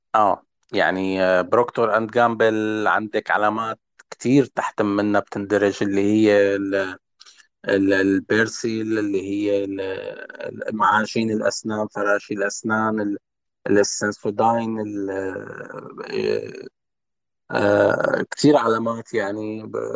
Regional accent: Syria; نحن كسوريين

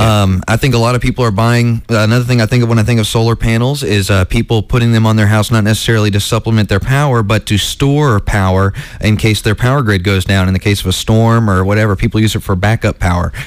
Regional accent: Ocala, Florida, United States; also born or lived in Atlanta, Georgia; I grew up in a, a small town in Florida called Ocala, Ocala, Florida, and um, when I moved there from Atlanta when I was 10 years old

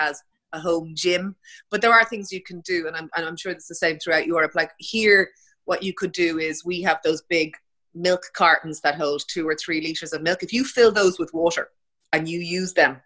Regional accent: Ireland; being Irish

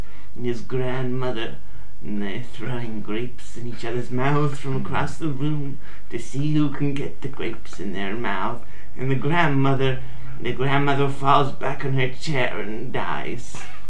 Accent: United States; I'm American

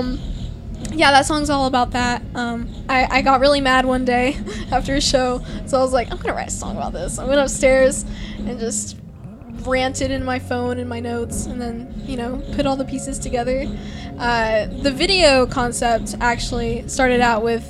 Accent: Texas, United States

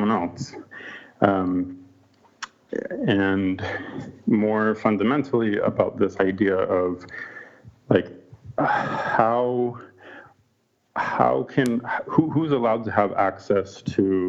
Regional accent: Canada; moved away; my home country of Canada

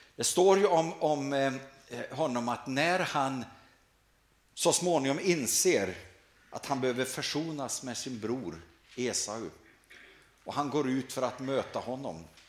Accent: Sweden; här hemma i Sverige

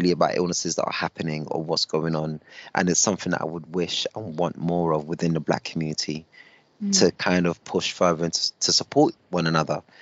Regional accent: United Kingdom; I'm British up until the point that I'm not British

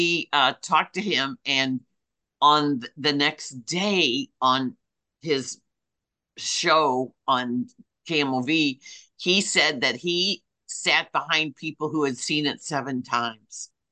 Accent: Midwest, United States; us Midwesterners

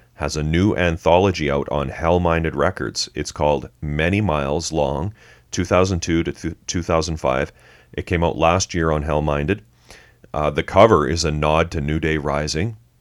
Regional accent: Canada; We're Canadian.

